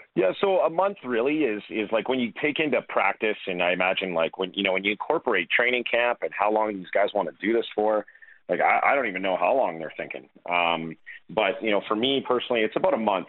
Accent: Calgary, Alberta, Canada; being Canadian, being Albertan, being Calgarian

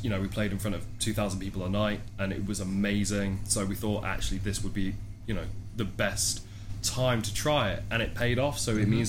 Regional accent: Nottingham, East Midlands, United Kingdom; we're from Nottingham, it's about half an hour away from Donington, so Download was the first festival I ever went to as a 14-year-old

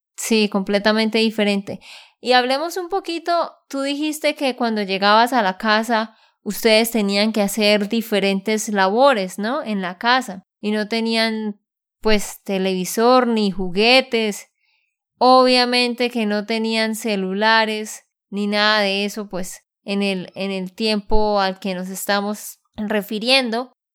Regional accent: Bucaramanga, Santander, Colombia; de Santander, Colombia

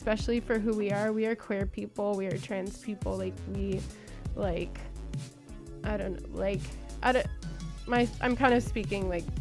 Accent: Alameda, California, United States; I'm from Alameda

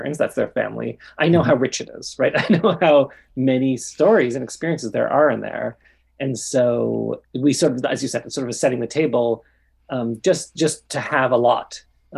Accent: Toronto, Ontario, Canada; I grew up in Toronto.

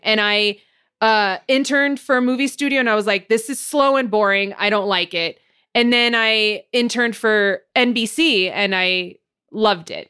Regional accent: Montebello, California, United States; I'm from Montebello

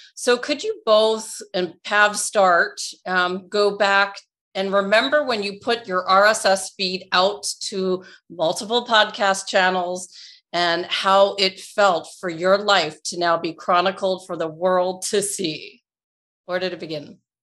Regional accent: Toronto, Ontario, Canada; my hometown, Toronto, Canada

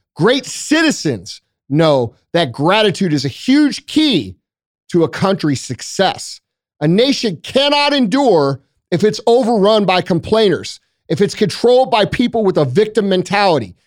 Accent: United States; I'm American

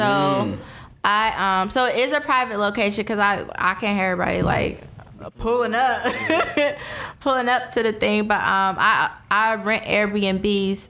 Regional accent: Atlanta, Georgia, United States; I was born and raised in Atlanta, so but I went to Jamaica every summer as a kid

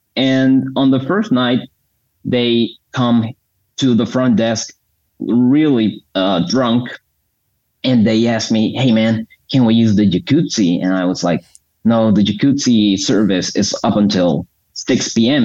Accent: Bucaramanga, Santander, Colombia; I'm in Bucaramanga, Colombia.

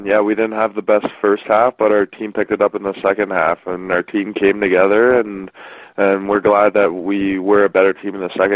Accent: Whitby, Ontario, Canada; I'm from Whitby, Ontario. So just east of Toronto, just half an hour out.

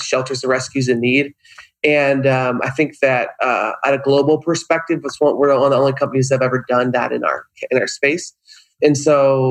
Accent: Upstate New York, United States; now in Southern California, United States; Upstate New York.

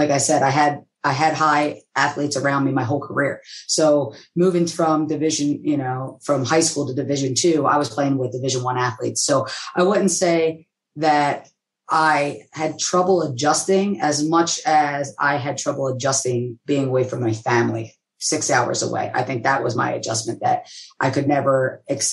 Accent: Philadelphia, Pennsylvania, United States; growing up in Philadelphia, I grew up in Southwest and went to school in West Philadelphia

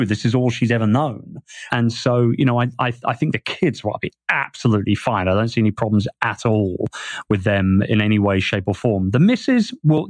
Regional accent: England, United Kingdom; moved away; I miss everything about, you know, England and what it's meant to me as a Brit all my life. And I think that being away from the UK for as long as I have been away

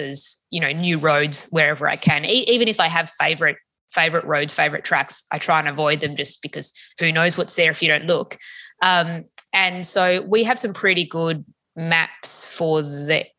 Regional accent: Tasmania, Australia; growing up in Tassie

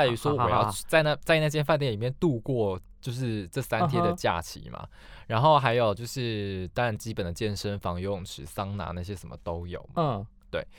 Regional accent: Tainan, Taiwan; 我之前才回去过啊，去台南，我没有这次去台南

